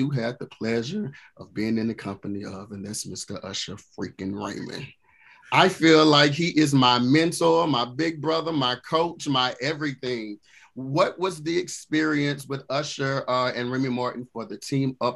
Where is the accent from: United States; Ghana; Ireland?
Ghana; No, I'm from Ghana.